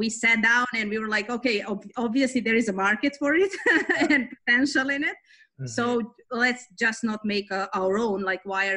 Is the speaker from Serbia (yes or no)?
yes; Belgrade, Serbia; moved away as an adult; now in Toronto, Canada; I grew up in East Europe, Belgrade, Serbia, ex-Yugoslavia